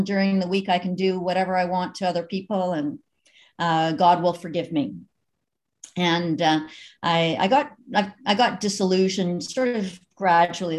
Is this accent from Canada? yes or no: yes; Canada; also born or lived in Eastern Ontario; I was raised in the United Church of Canada